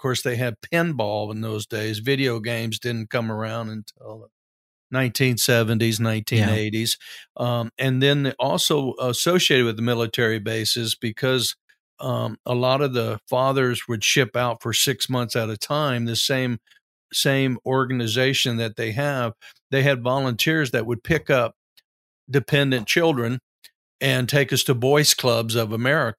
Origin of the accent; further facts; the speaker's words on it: Gilmer, Texas, United States; also born or lived in San Diego / Corpus Christi; Gilmer, there was really absolutely nothing to do as a teenager, especially for one growing up in San Diego and Corpus Christi, mm-hmm. And then rural East Texas in the late 60s.